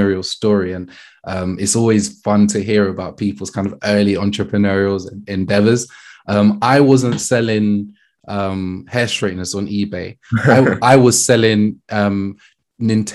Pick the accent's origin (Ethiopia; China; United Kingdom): United Kingdom; London; I grew up in Brixton